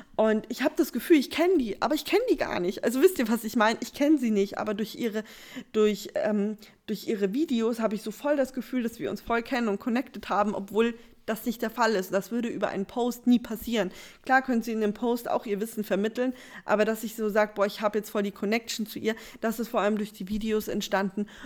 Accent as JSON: {"language": "German", "region": "Bavaria", "country": "Germany", "said": "Bei uns in Bayern gab es ähm, Puffnet, PBU, also Partys bei uns"}